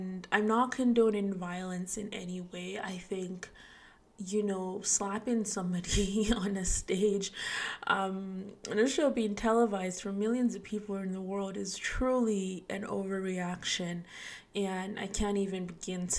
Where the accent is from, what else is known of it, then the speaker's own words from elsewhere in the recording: Nigeria; moved away; I'm Nigerian, so even back home in Nigeria